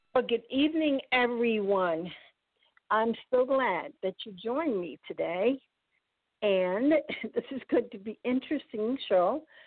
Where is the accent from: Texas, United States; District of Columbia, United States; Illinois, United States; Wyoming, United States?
District of Columbia, United States; Washington; I'm from Washington